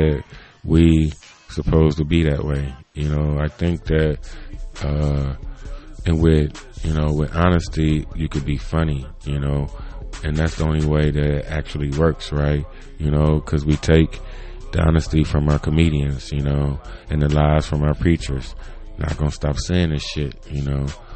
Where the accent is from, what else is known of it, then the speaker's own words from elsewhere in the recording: United States; I grew up in America